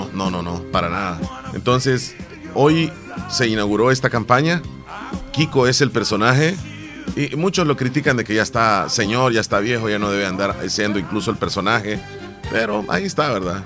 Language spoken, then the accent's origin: Spanish; El Salvador; así somos los salvadoreños